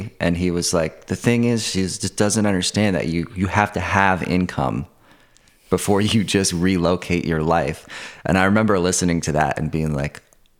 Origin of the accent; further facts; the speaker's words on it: Kingston, New York, United States; moved away as an adult; now in Brooklyn, United States; I'm from Kingston, New York.